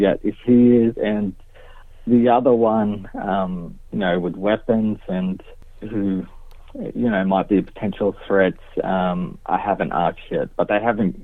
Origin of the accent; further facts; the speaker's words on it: Gunnedah, New South Wales, Australia; I'm from Gunnedah, Aboriginal member